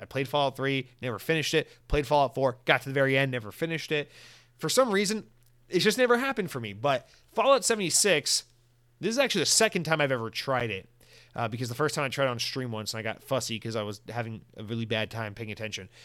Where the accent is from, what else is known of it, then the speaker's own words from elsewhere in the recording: Georgia, United States; I'm from Georgia